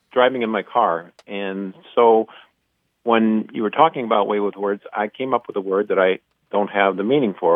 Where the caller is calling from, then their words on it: Iron Mountain, Michigan, United States; Iron Mountain, Michigan.